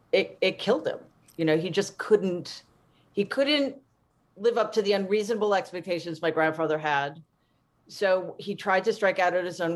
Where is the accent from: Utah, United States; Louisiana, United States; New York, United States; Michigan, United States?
New York, United States; New York City; I grew up in Jamaica, Queens